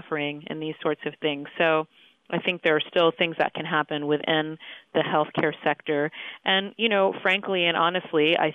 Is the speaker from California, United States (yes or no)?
yes; San Diego, California, United States; I grew up in San Diego, California